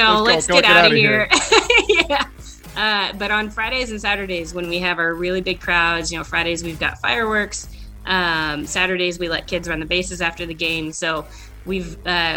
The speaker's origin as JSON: {"language": "English", "town": "San Mateo", "region": "California", "country": "United States", "tie": "born or raised there", "also_born_or_lived": "Sacramento / Las Vegas", "said": "I grew up in San Mateo. It's pretty much halfway in between San Jose and San Francisco. Okay. So I was born and raised there"}